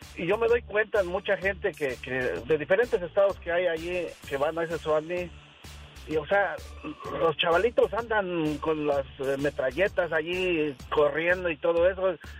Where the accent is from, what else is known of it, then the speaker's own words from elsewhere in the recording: Ciudad Altamirano, Guerrero, Mexico; moved away; Yo soy de Ciudad Altamirano, Guerrero